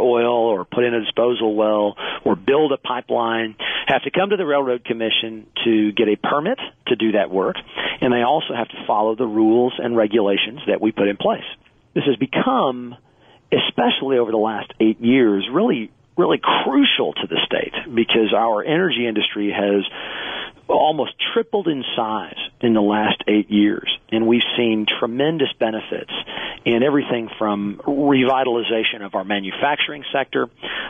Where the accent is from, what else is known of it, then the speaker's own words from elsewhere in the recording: Dallas, Texas, United States; I grew up in Texas. In fact, grew up in the Dallas area.